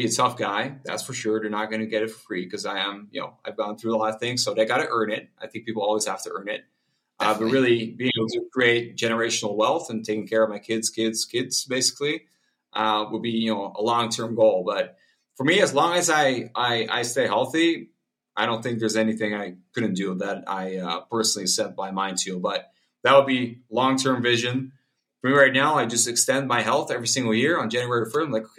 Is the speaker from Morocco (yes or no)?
no; Spain; because I grew up in Spain myself. So that's kind of my country as well.